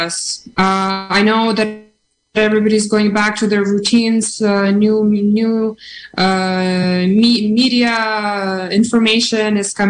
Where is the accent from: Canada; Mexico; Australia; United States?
Canada; moved away as an adult; now in Ukraine; growing up in Canada and, you know, being born and having roots in Ukraine